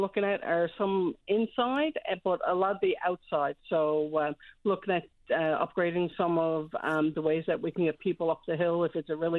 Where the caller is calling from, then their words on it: Clarenville, Newfoundland and Labrador, Canada; I'm calling from Clarenville, from the White Hills Resort